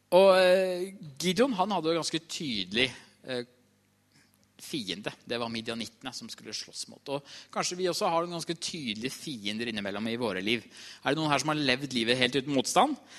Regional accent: Trysil, Innlandet, Norway; jeg kommer fra Trysil

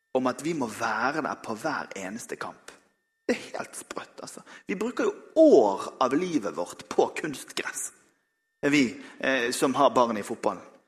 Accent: Bergen, Vestland, Norway; jeg er bergenser

